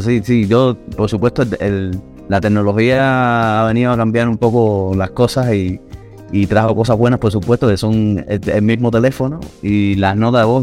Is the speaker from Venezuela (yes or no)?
no; Santa Clara, Villa Clara, Cuba; accent: Cuban; moved away as an adult; now in Havana, Cuba; soy de Santa Clara, que es el centro, justo el centro de Cuba. Eh, es verdad que viví muchos años en, en La Habana, desde el año 2000. Estoy viviendo en La Habana pero nací en Santa Clara y toda, mi etapa de crecimiento y tal la, la viví ahí en, esa ciudad.